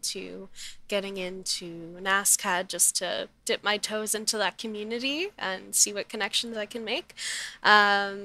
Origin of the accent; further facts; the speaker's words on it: Middleton, Nova Scotia, Canada; moved away as an adult; now in Halifax, Canada; I grew up in Middleton in the Valley.